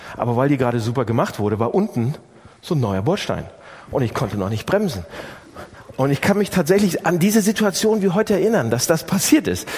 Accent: Northern Germany, Germany; bei uns im Norden

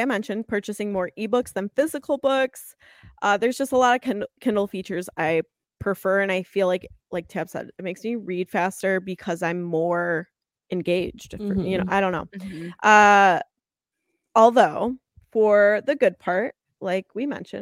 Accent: United States; I'm American

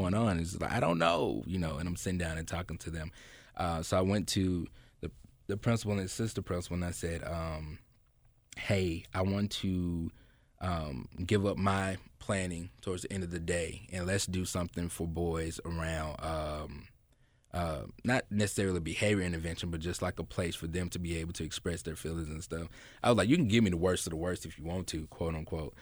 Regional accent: Memphis, Tennessee, United States; I grew up right there on Neely Road, uh, went to Graves Elementary

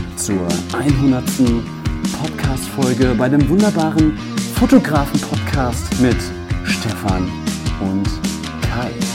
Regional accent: Germany; als Deutscher

